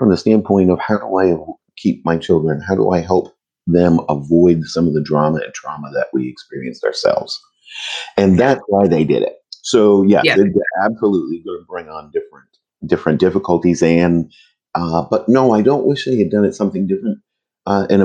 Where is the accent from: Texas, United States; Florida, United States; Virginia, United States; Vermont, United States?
Vermont, United States; in the late 70s, growing up in Vermont, black